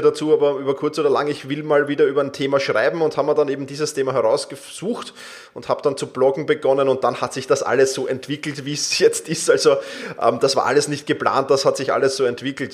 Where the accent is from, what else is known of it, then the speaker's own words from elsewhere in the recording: Vienna, Austria; ich komme aus Wien